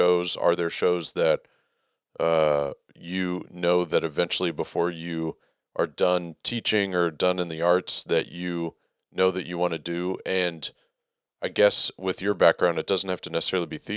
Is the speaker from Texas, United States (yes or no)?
yes; Texas, United States; as far as a Texan is concerned, and I've been in Texas all my life